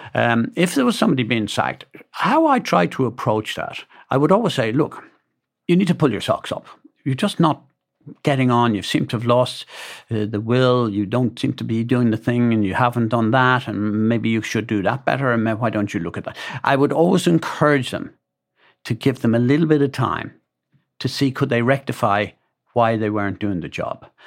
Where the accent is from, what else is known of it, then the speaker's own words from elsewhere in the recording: Dublin, Leinster, Ireland; a guy called McTunney, for example, that we grew up in Dublin together